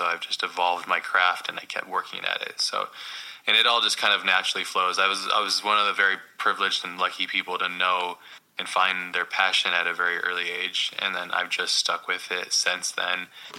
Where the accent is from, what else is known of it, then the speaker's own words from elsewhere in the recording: Hawaii, United States; I grew up mostly in Hawaii, but all over the States.